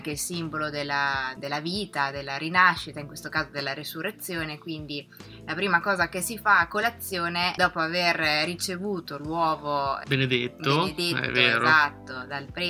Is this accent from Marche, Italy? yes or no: yes; Pesaro, Marche, Italy; Radio Talpa è di Cattolica, ma noi siamo di Pesaro